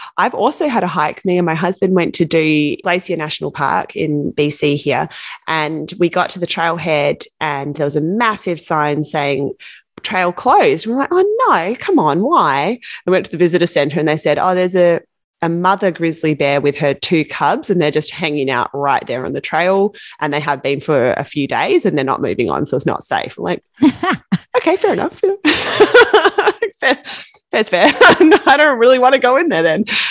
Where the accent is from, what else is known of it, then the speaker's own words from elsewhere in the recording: Australia; I'm from Australia